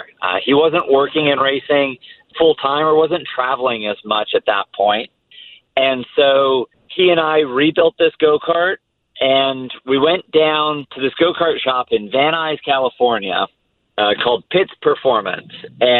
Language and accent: English; England, United Kingdom; born there; also born or lived in Italy; I was born in England because he was working in Formula One at the time in the design office, the engineering office at McLaren Formula One. I lived in Italy for a year and a half when he was at Ferrari as well.